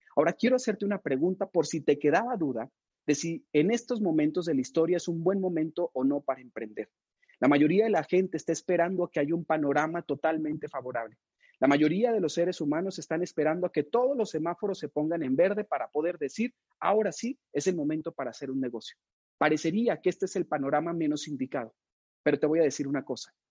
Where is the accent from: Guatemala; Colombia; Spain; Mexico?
Mexico; estamos viviendo en México